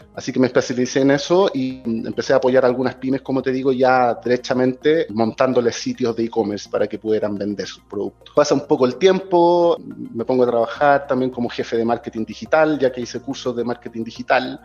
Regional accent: Chile; moved away as an adult; now in Mexico; yo soy chileno

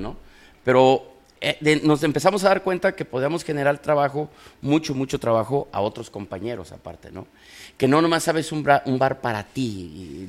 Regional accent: Guanajuato, Mexico; also born or lived in Guadalajara, Jalisco; now in Monterrey, Mexico; yo soy de Guanajuato, pero vengo de Guadalajara

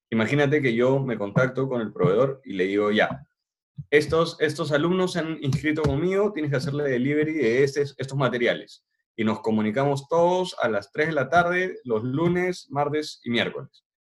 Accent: Peru; nosotros somos peruanos

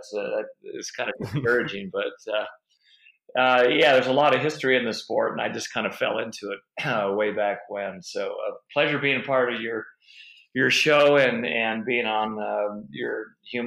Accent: Davis, California, United States; I went to school at UC Davis, which is my hometown

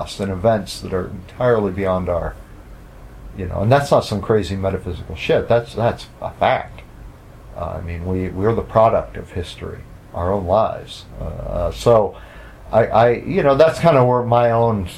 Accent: United States; as an American

